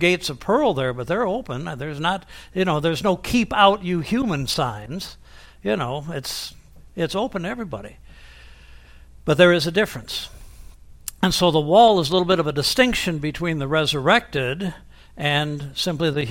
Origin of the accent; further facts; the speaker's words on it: Toledo, Ohio, United States; moved away as an adult; I'm from Toledo, Ohio.